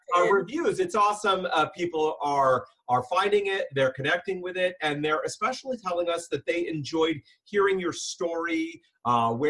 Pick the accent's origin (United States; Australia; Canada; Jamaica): United States; San Diego, California; moved away as an adult; now in Seattle, United States; born and raised a San Diego boy in Southern California.